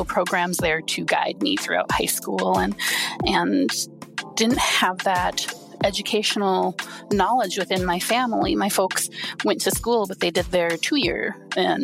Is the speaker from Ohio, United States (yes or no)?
no; Wisconsin, United States; I grew up in a small Wisconsin town.